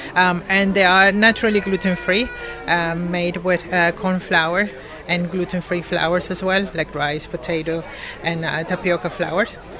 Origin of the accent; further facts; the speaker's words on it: Venezuela; moved away as an adult; now in United Kingdom; I'm originally from Venezuela. Um, I came to the UK uh, for two years, supposedly, and I have been 17 here.